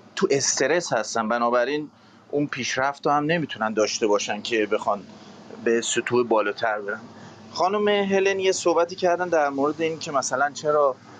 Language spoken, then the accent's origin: Persian; Iran; also born or lived in England; now in United Kingdom; مثل ما تو ایران بزرگ شدیم